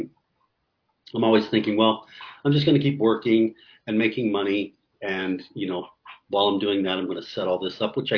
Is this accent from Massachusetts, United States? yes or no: no; Columbus, Ohio, United States; moved away as an adult; now in Albuquerque, United States; I'm from Columbus, Ohio